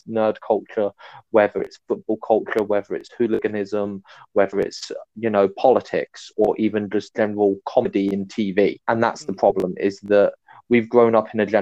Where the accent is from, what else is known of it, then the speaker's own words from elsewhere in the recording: United Kingdom; I'm British